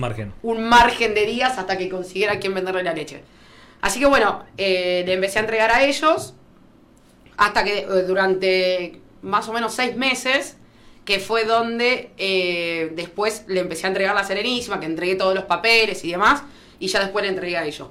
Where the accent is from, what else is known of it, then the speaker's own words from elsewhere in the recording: La Madrid, Buenos Aires, Argentina; moved away as an adult; also born or lived in Bahía Blanca / Rivera; yo nací en La Madrid